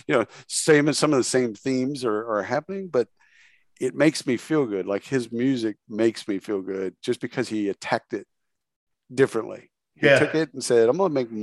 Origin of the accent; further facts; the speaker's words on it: Texas, United States; I grew up obviously in Texas